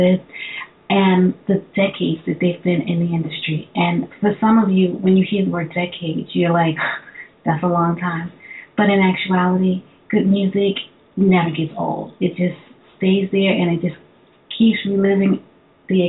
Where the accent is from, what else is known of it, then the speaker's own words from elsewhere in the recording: New York City, New York, United States; I'm also originally from Brooklyn